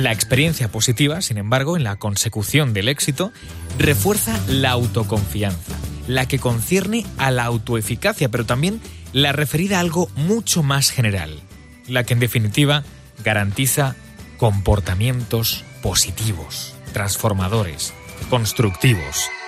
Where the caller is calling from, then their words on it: Madrid, Community of Madrid, Spain; de Madrid.